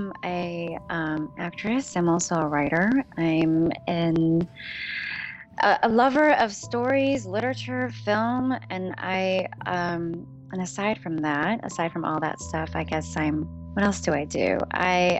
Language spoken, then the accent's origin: English; outside Chicago, Illinois, United States; moved away as an adult; also born or lived in New York, United States; I'm originally from outside Chicago. I grew up outside Chicago.